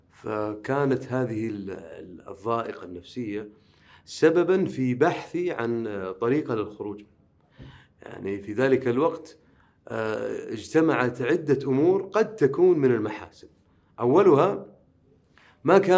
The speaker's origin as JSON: {"language": "Arabic", "town": "Riyadh", "region": "Riyadh Province", "country": "Saudi Arabia", "tie": "born or raised there", "said": "أما بالنسبة لي فأنا مولود بالرياض ولا أبالغ إذا قلت أنني لا أرى تميزا في حياتي عن غيري يعني أنا ولدت وعشت مثلي مثل أي آه، يعني أي آه، شاب مثلا سعودي"}